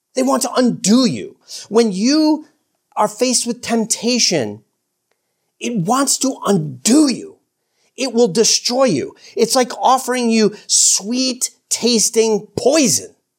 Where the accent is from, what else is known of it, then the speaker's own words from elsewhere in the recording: New York, United States; I'm an American, for crying out loud, and I'm a New Yorker